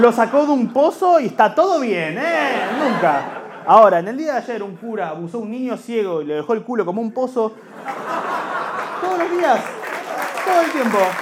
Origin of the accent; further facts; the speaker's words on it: Buenos Aires, Argentina; Somos de Liniers